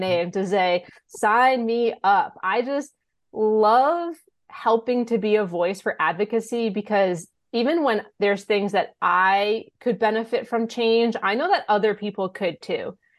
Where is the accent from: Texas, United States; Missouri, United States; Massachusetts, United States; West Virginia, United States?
Massachusetts, United States; Blackstone; moved away as an adult; also born or lived in Westfield, Massachusetts; now in Franklin, United States; I grew up in Blackstone